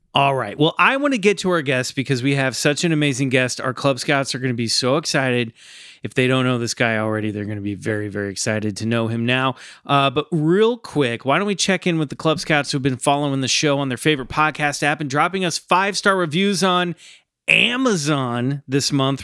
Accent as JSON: {"language": "English", "town": "Olathe", "region": "Kansas", "country": "United States", "tie": "born or raised there", "said": "I grew up in Kansas, just south of you"}